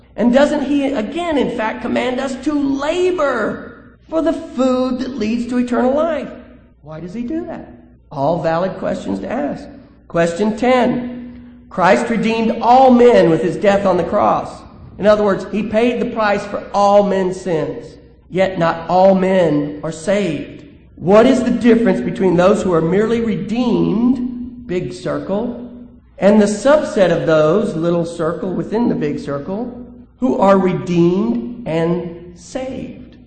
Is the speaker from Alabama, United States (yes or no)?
yes; Alabama, United States; I'm from Alabama